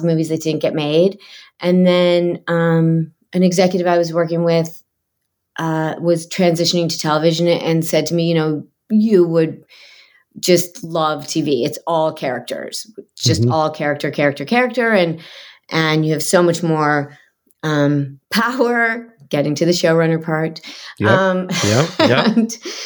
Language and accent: English; Michigan, United States; now in Los Angeles, United States; I grew up in Michigan